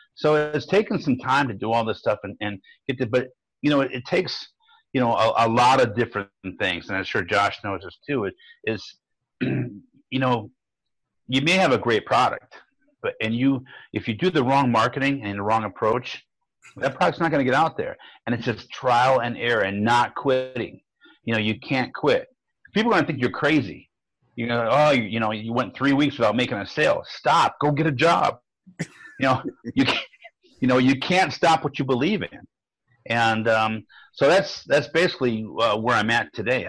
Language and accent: English; Fairview Park, Ohio, United States; now in Maple Grove, United States; I'm from Fairview Park, Ohio